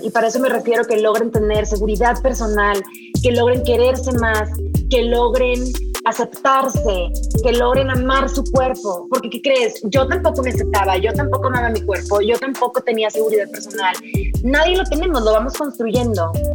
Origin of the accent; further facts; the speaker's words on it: Sinaloa, Mexico; moved away; soy norteña, soy de Sinaloa, vengo de una familia de mujeres